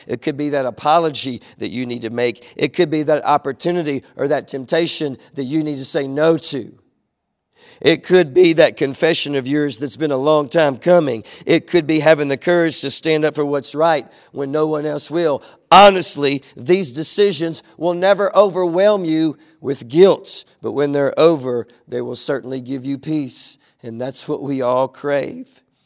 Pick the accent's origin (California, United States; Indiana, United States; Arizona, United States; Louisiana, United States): Louisiana, United States; DeQuincy; growing up in Southwest Louisiana, growing up in Lake Charles and in these smaller little towns around Lake Charles